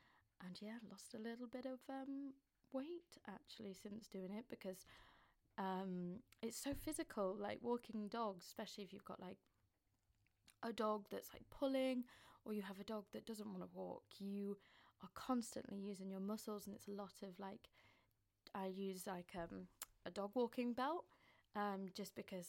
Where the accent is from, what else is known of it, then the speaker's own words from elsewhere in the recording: Northern England, United Kingdom; accent: Northern; now in London, United Kingdom; I live in London. I'm originally from up north, so you'll hear a bit in my accent. Although I've been living with Southerners for quite a bit now, so sometimes the Southern traits sometimes trickle into my words sometimes. But yeah, still a Northerner technically.